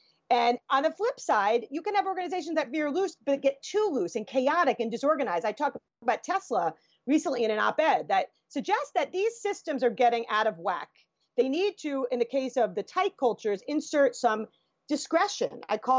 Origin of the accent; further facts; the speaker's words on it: United States; as an American, I can judge that very ethnocentrically